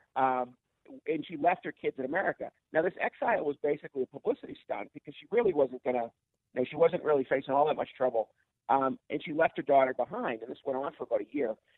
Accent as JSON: {"language": "English", "town": "Boston", "region": "Massachusetts", "country": "United States", "tie": "born or raised there", "said": "my hometown of Boston"}